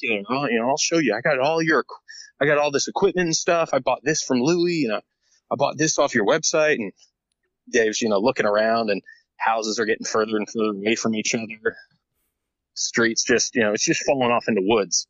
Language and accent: English; Tallahassee, Florida, United States; where I grew up in Florida in Tallahassee, uh, I was pretty much in a similar sort of like neighborhood